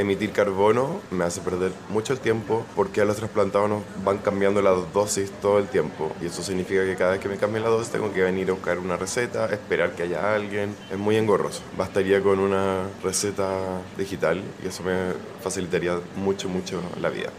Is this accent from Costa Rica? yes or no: no; Chile; como chilenos